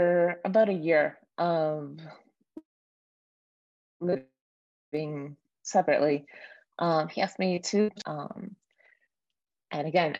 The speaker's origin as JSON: {"language": "English", "town": "Detroit", "region": "Michigan", "country": "United States", "tie": "born or raised there", "moved": "as an adult", "lives_now": "Colorado, United States", "said": "I grew up in the Detroit area of Michigan"}